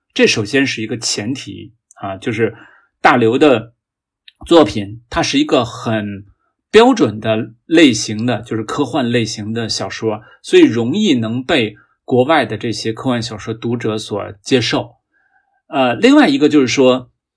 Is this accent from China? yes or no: yes; China; 我们中国人对科技的态度是比较务实的